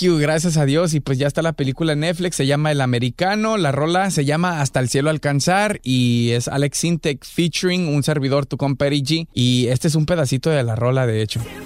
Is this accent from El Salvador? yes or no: no; Guadalajara, Jalisco, Mexico; now in Los Angeles, United States; también de Guadalajara, Jalisco, Colonia, Lagos de Oriente, ahí al lado de Oviachi, a Hueso Colorado